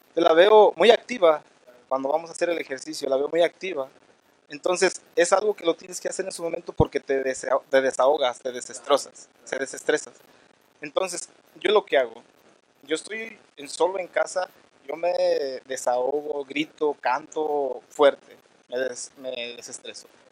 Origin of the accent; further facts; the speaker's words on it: Michoacán, Mexico; now in Denver, United States; soy eh, de Michoacán, México. Venimos de una cultura eh, purépecha